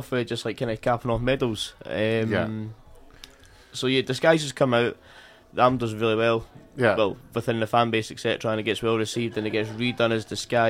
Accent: Fairland, Scotland, United Kingdom; I'm from Fairland

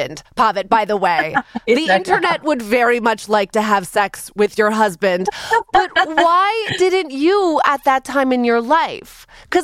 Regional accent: Canada; I'm Canadian

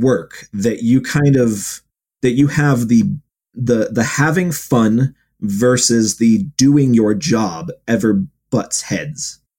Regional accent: Ohio, United States; now in Utah, United States; I grew up in Ohio

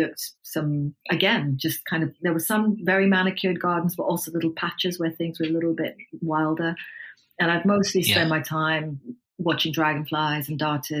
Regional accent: Nairobi, Kenya; Growing up in Kenya with, you know, the kind of twin influences of my mom and my dad

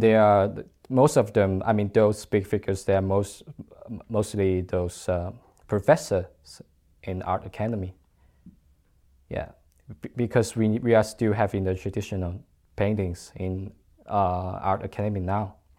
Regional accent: China; moved away as an adult; I'm from China

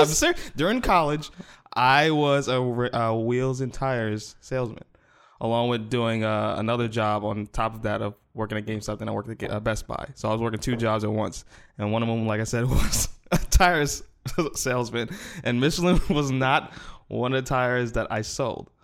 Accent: New York, United States; moved away; I'm from New York

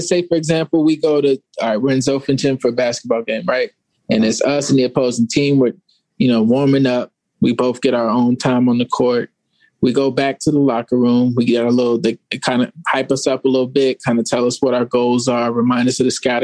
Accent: Arizona, United States; I grew up in Arizona

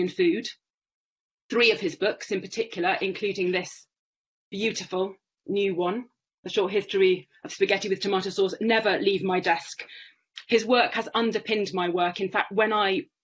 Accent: United Kingdom; now in Rome, Italy; I was born near London.

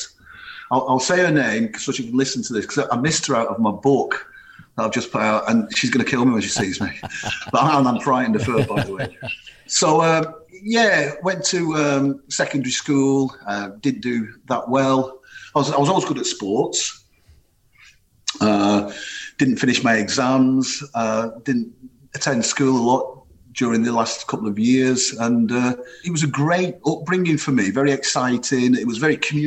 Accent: Rossendale, North West England, United Kingdom; moved away; also born or lived in South Africa; growing up on a huge housing estate north of Manchester, a place called Edgeside in Rosendale

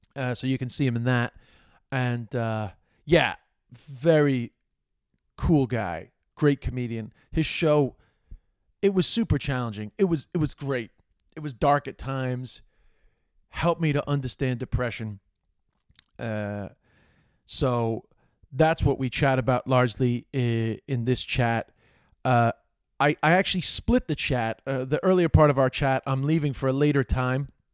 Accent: New York City, New York, United States; now in Ireland; growing up in Queens and working class neighborhood, tough guy neighborhood

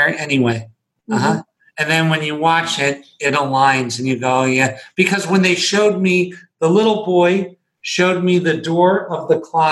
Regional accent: Scranton, Pennsylvania, United States; I was born in Scranton, Pennsylvania.

